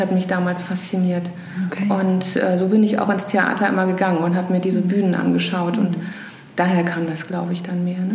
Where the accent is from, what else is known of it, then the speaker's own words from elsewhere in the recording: Rhineland, Germany; now in Hamburg, Germany; als Rheinländerin